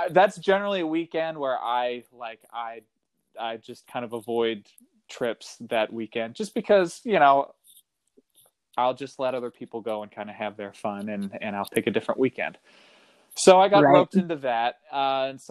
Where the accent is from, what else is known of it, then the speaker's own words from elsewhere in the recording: Kentucky, United States; now in California, United States; I grew up in Kentucky, and wasn't really introduced to the outdoors until I moved to California around 2007